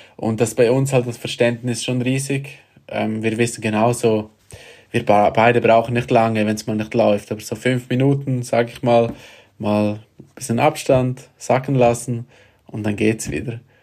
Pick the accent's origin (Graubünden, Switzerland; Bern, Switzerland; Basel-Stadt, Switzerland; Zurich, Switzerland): Graubünden, Switzerland; ich bin auch von Grabünden und äh, sehr nahe von da, wo ich aufgewachsen bin.